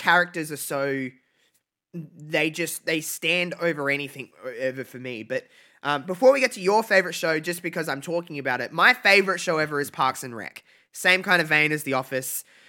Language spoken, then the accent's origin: English; Australia; I'm from Australia